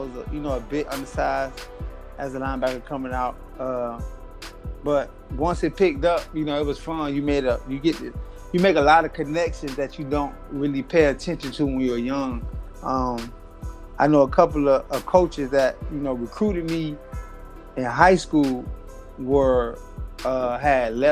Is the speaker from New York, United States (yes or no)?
no; Opa-locka, Florida, United States; also born or lived in Miami, Florida; Born in Miami, Florida. Grew up in the Opa-locka area.